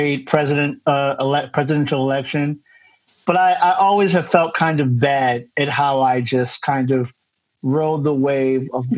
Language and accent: English; New York City, New York, United States; I grew up in New York City